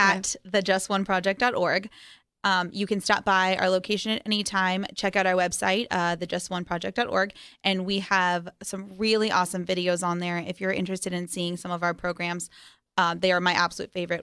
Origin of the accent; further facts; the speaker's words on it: Las Vegas, Nevada, United States; growing up in Vegas, uh, is definitely interesting